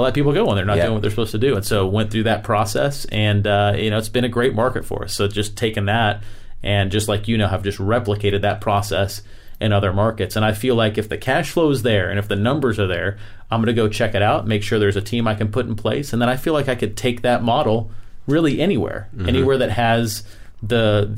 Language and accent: English; Florida, United States; I'm from Florida